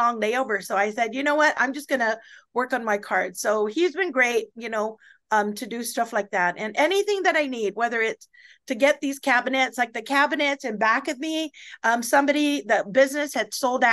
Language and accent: English; Guam; I was from Guam